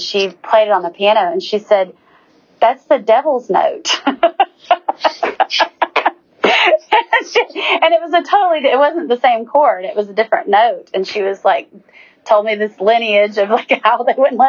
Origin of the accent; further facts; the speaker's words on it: Lake Weiss, Northeast Alabama, United States; I grew up on Lake Weiss